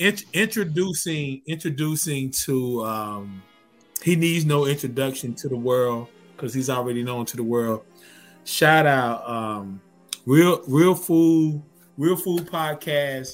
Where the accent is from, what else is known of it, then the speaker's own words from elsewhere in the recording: North Carolina, United States; we're both from North Carolina